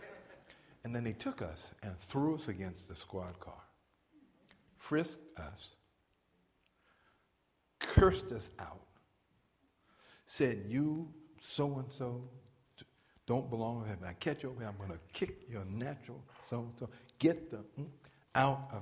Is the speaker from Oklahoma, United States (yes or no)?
no; New York, United States; I'm an African-American male from New York. Growing up in New York as a man, as a black man